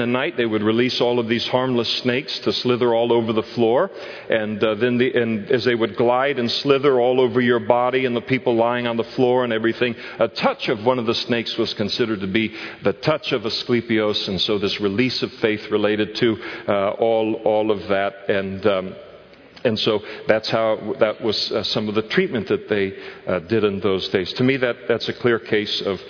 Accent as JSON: {"language": "English", "town": "Napa", "region": "California", "country": "United States", "tie": "born or raised there", "said": "We were growing up in Napa"}